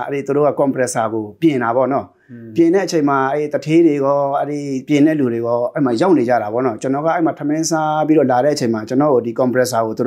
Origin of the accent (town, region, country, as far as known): Yangon, Yangon Region, Myanmar; now in Czech Republic